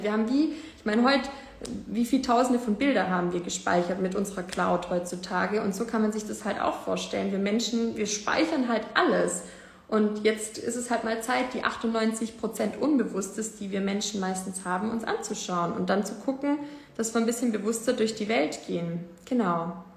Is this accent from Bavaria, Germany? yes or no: no; Ravensburg, Baden-Württemberg, Germany; in Deutschland, in Ravensburg, wo ich herkomme